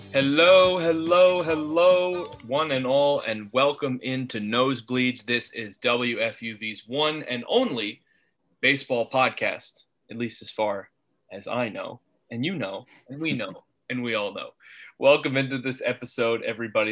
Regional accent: Oakland, New Jersey, United States; I'm actually here at uh, in my hometown of Oakland, New Jersey, which is not far from New York at all

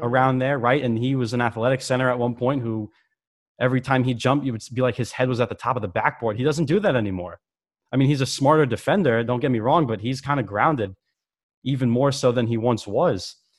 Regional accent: New Jersey, United States; my home state of New Jersey

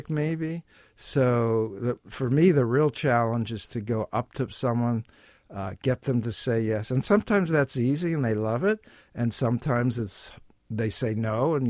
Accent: Pittsburgh, Pennsylvania, United States; moved away as an adult; also born or lived in New York City; now in New York, United States; I'm from Pittsburgh, Pennsylvania, and I came to New York to go to Columbia Graduate School of Business

